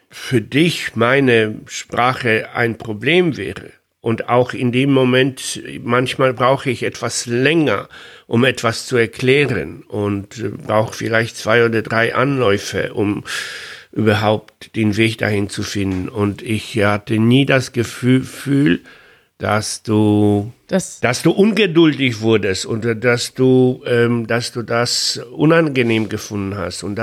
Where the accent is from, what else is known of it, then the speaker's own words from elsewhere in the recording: Poland; first language Polish; German is a second language; ich bin Pole, ich spreche Polnisch und Deutsch oder Englisch ist nur eine Fremdsprache, die ich mit viel Mühe dazugelernt habe.